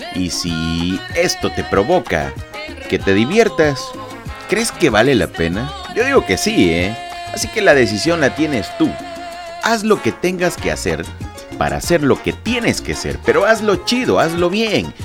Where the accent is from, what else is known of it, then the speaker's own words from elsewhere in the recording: Lerdo de Tejada, Veracruz, Mexico; now in Veracruz, Mexico; yo soy nacido en Ciudad Lerdo de Tejada, Veracruz, México